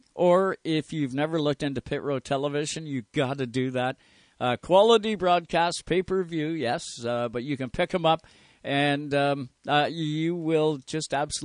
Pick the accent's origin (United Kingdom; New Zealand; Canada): Canada; we are Canadian up here